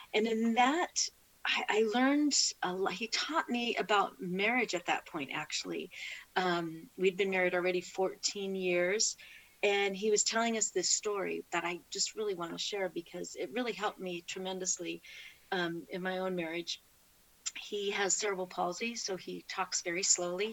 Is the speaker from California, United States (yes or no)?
yes; California, United States; I born and raised in California.